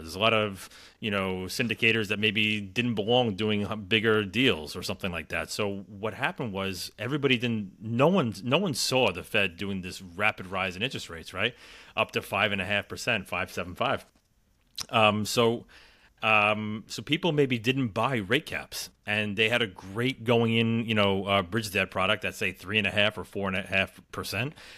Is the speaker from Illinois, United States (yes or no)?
no; New York, United States; I'm from New York